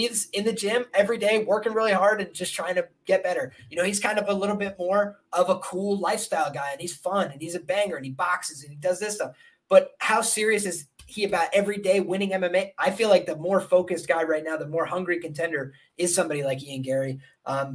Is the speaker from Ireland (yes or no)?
yes; Ireland; I'm Irish